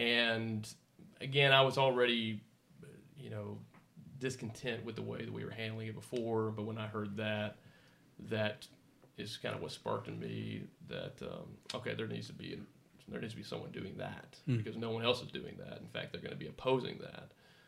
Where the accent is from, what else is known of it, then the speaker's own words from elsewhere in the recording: Houston, Texas, United States; I was raised in Texas, born and raised, grew up in the Houston area.